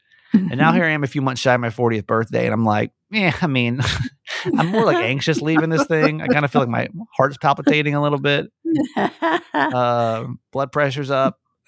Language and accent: English; Georgia, United States; I grew up in Georgia. So going to Six Flags Over Georgia was like, it doesn't get much better than that.